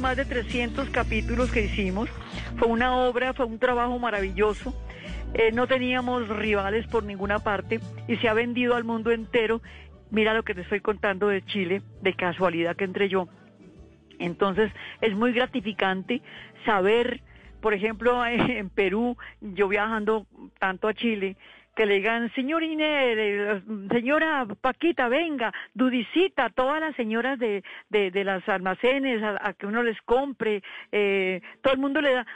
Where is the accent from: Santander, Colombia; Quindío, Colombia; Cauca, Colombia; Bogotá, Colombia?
Santander, Colombia; San Gil; moved away; a mí me dieron en mi tierra, en San Gil, un premio